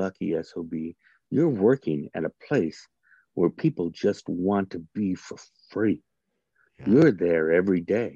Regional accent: Northern Iowa, United States; moved away as an adult; now in Topeka, United States; I grew up in Northern Iowa.

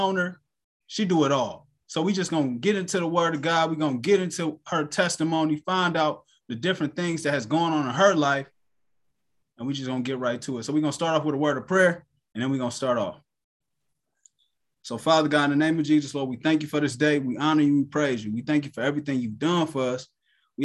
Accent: Cleveland, Ohio, United States; I'm from Cleveland, Ohio

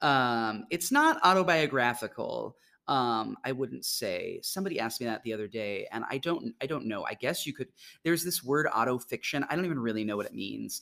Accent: Mahomet, Illinois, United States; I grew up in Mahomet, Illinois, not far from here

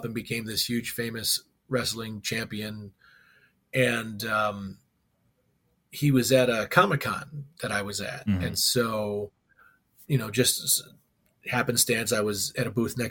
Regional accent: Tinley Park, Illinois, United States; also born or lived in Chicago; I grew up in Tinley Park, Illinois

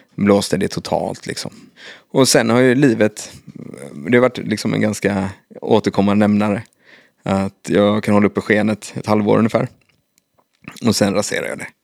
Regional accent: Kungälv, Västra Götaland, Sweden; i Kungälv, där jag kommer ifrån

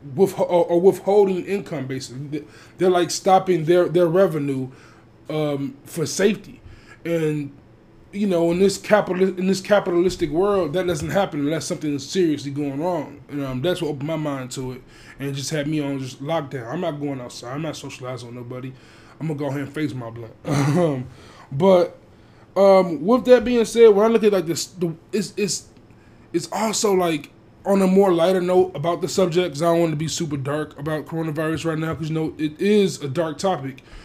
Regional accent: Chicago, Illinois, United States; in my hometown in my home city chicago

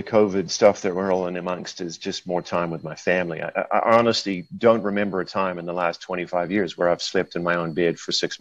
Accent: New Zealand; moved away as an adult; now in Minnesota, United States; I hail from New Zealand originally, the far, far south, and was born and raised there and came to the States in the early 90s to play college volleyball

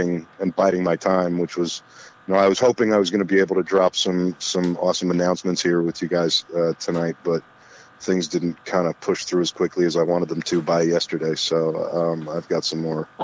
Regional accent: Los Angeles, California, United States; moved away as an adult; also born or lived in Pittsburgh, Pennsylvania; now in Kentucky, United States; I grew up in L.A.

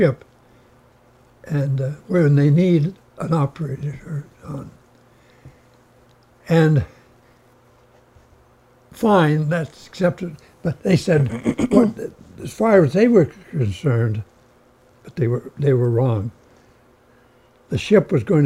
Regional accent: Houlton, Maine, United States; Holton is my town

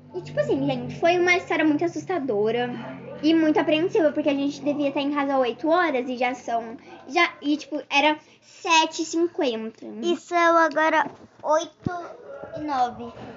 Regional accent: Penedo, Alagoas, Brazil; now in Rio de Janeiro, Brazil; eu moro atualmente hoje no Rio de Janeiro, mas eu nasci em Penedo.

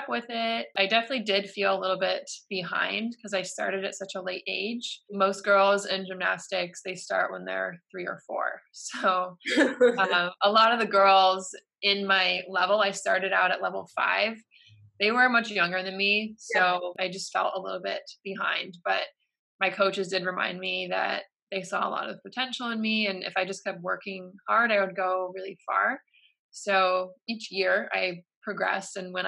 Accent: Michigan, United States; Michigan, which is my hometown.

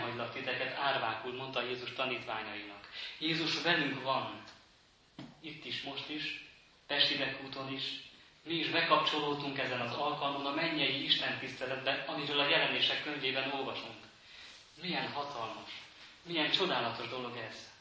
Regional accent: Transylvania, Romania; moved away as an adult; now in Hungary; mert én erdélyi származású vagyok, ahol eh, az a település, ahol én is születtem

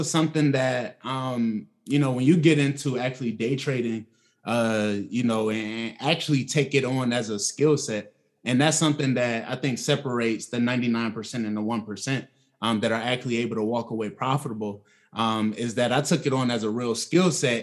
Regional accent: Atlanta, Georgia, United States; I'm from Atlanta, well, the south side of Atlanta

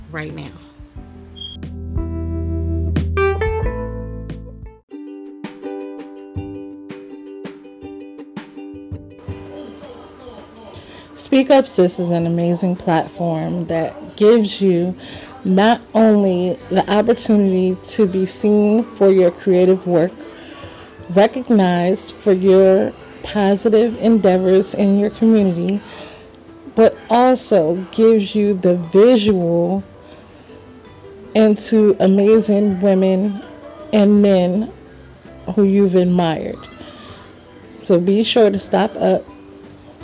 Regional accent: New York City, New York, United States; Queens, New York, my hometown

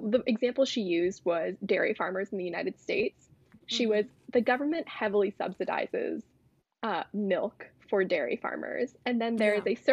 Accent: India; I'm Indian

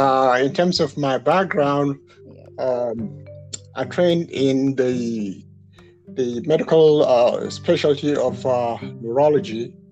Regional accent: Abeokuta, Ogun State, Nigeria; I'm a Nigerian, but if you ask me, where should you go to live in Nigeria? I'll tell you, Jos. {S0} Yes. {S1} Even though I'm an Abeokuta man.

